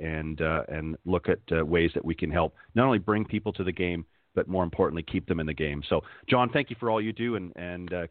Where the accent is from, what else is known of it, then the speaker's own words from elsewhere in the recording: Hamilton, Ontario, Canada; also born or lived in Toronto / Halifax, Nova Scotia; I was born in Hamilton, Ontario, and lived most of my life in the Toronto and Hamilton corridor